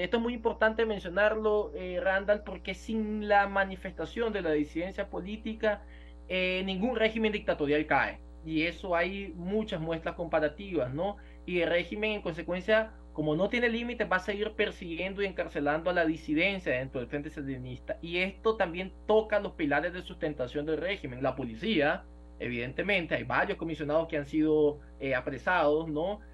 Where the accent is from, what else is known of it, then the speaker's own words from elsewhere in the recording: Nicaragua; moved away; vamos a volver a Nicaragua